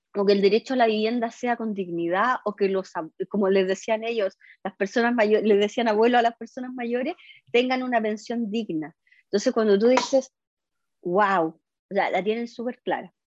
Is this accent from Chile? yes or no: yes; San Fernando, O'Higgins, Chile; also born or lived in Coquimbo Region; Me crié en San Fernando